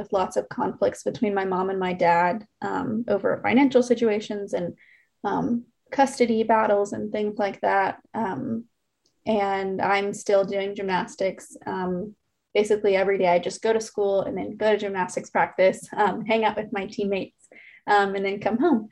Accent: Memphis, Tennessee, United States; moved away as an adult; now in Alabama, United States; I'm from Memphis, Tennessee originally. And I grew up with a brother and a sister

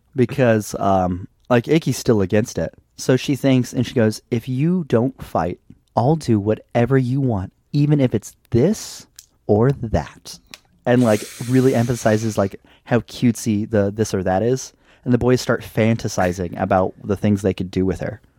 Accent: United States; I'm an American

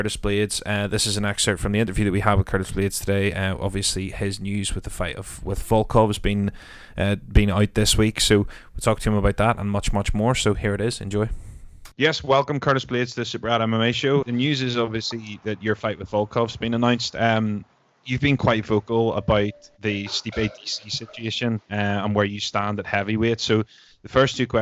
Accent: Northern Ireland, United Kingdom; we're Northern Irish

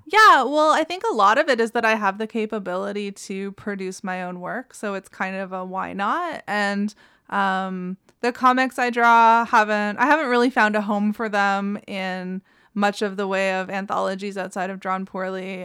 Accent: Ottawa, Ontario, Canada; I grew up in Ottawa, uh, it's fairly, like, urban city center

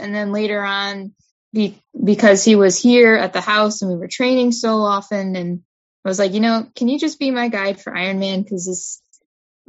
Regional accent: Albany, New York, United States; I'm from the Albany area

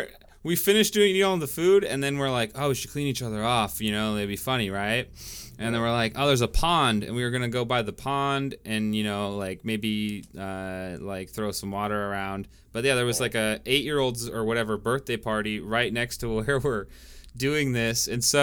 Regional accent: eastern Washington, United States; now in California, United States; because I'm from Washington, so it feels like in eastern Washington there's just like – it's exactly like this area, and it just feels like I'm back, like in this spot back home

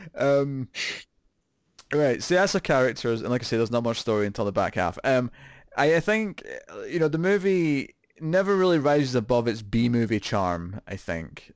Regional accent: Scotland, United Kingdom; accent: Scottish

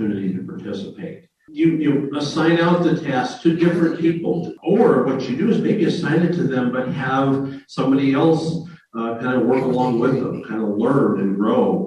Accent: Springfield, Illinois, United States; I'm from Springfield, Illinois

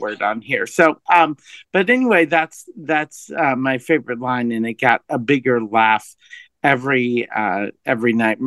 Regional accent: Wisconsin, United States; I'm from Wisconsin

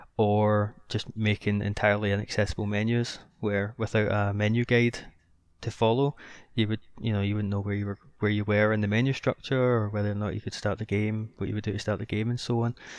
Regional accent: Scotland, United Kingdom; I'm Scottish

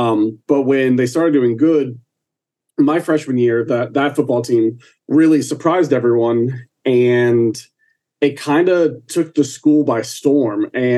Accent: Orlando, Florida, United States; I'm an Orlando boy.

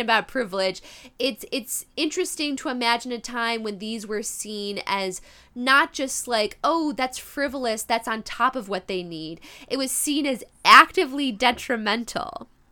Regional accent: Midwest, United States; accent: Midwest; my Midwest accent

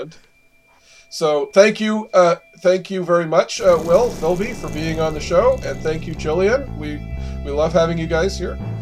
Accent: Canada; there's a show I always loved growing up in Canada called "Read All About It,"

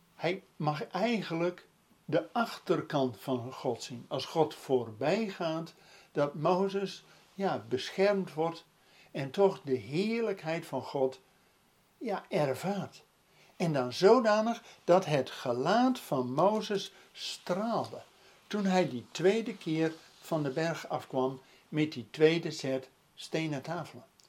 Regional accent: Netherlands; ook als Nederlanders

